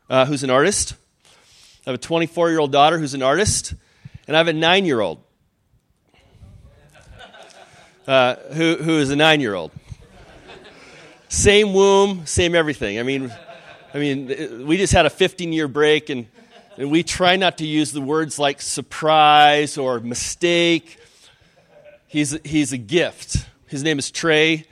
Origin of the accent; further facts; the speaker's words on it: Spokane, Washington, United States; I'm from Spokane